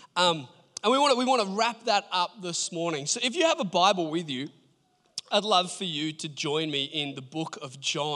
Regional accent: Port Macquarie, New South Wales, Australia; moved away; I grew up in Port Macquarie

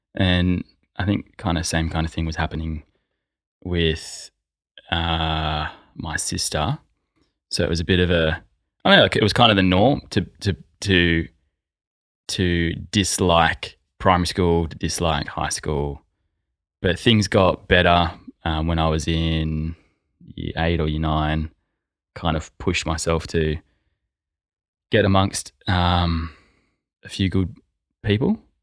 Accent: Sydney, New South Wales, Australia; I grew up in a family of four, majori-, majority of my time in the Sutherland Shire, um, from the age of, I don't know, say five

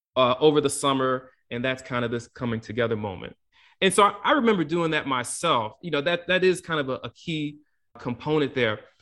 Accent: Prince George's County, Maryland, United States; I grew up in Prince George's County, Maryland, it's predominantly black and, and middle class

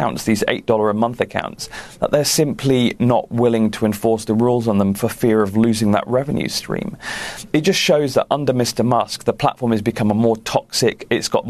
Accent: United Kingdom; clearly I'm British

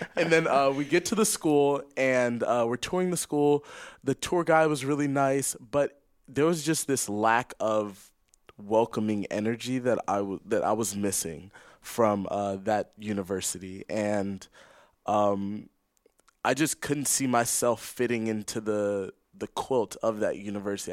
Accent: Los Angeles, California, United States; moved away as an adult; now in Santa Clara, United States; I'm from Los Angeles, California

